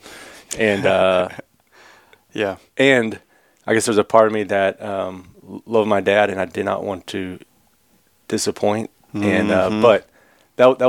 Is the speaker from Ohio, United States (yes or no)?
no; White Oak, Texas, United States; also born or lived in Branson, Missouri; I grew up in White Oak and been in East Texas pretty much all my life.